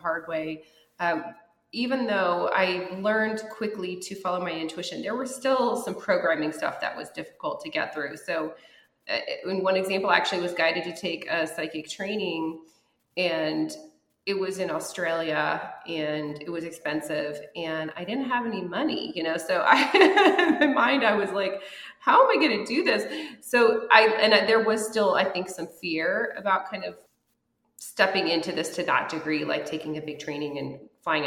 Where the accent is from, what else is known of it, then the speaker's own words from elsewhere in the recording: Lafayette, Colorado, United States; moved away as an adult; also born or lived in Denver; now in Los Angeles, United States; my hometown of Lafayette, Colorado, which is this tiny little town